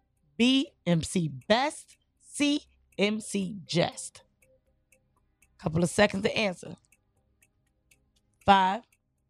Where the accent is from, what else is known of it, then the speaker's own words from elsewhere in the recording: New York City, New York, United States; I'm from Brooklyn